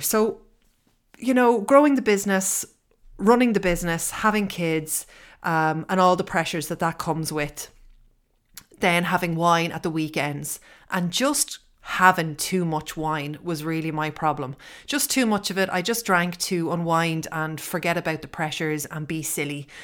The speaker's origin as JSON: {"language": "English", "country": "Ireland", "said": "I am living in Ireland. I am Irish."}